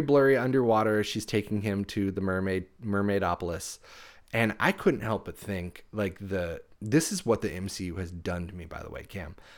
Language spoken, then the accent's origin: English; United States; growing up in America post 9/11